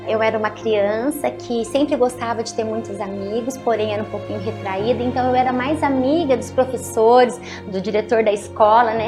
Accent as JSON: {"language": "Portuguese", "town": "Aparecida", "region": "São Paulo", "country": "Brazil", "tie": "born or raised there", "said": "eu sou de uma família bem simples, nascida na cidade de Aparecida do Norte"}